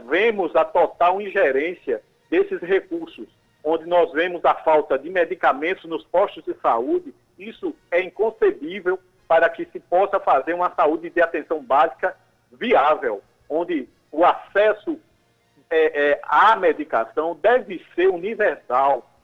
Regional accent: Cabedelo, Paraíba, Brazil

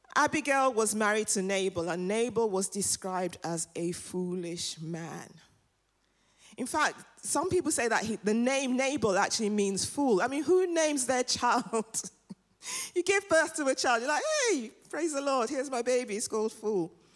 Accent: London, United Kingdom; also born or lived in Nigeria; I'm African and I'm from London. And I'm from North London.

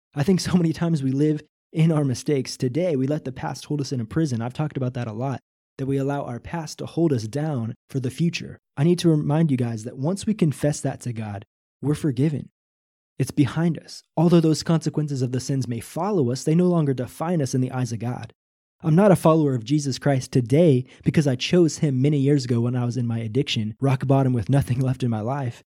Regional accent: Northwest Missouri, United States; Probably from zero to nineteen or twenty years old, I grew up in Northwest Missouri

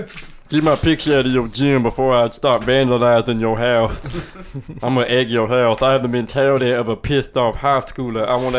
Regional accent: Philadelphia, Pennsylvania, United States; I'm from Philadelphia, and I will say... As being from Philadelphia

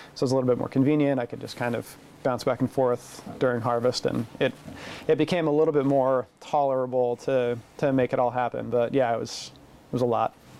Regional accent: Portland, Oregon, United States; I'm from Portland originally, mm-hmm. so it's close to home. I know the area. I grew up in it

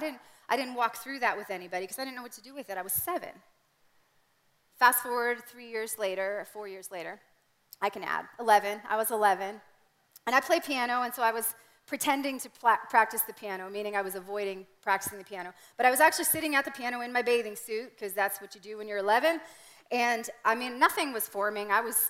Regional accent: Canada; That was my reality growing up in Canada.

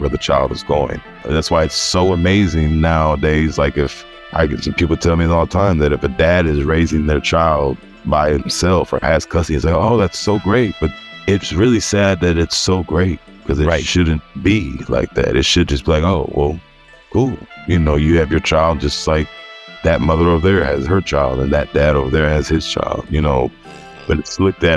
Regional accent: Houston, Texas, United States; I'm born and raised in Houston. I grew up on the southwest side of Houston in A-Leaf

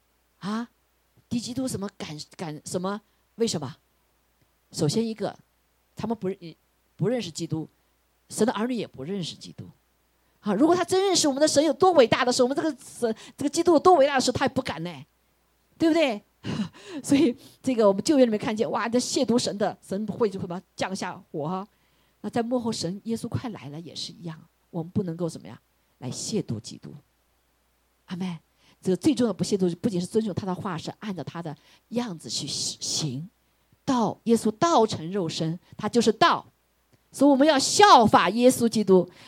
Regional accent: China; 我们中国人说一句话，不是不报，时候未到。

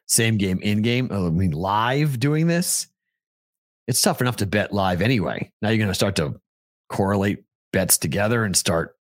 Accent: Andover, Massachusetts, United States; moved away; my hometown of Andover, Mass

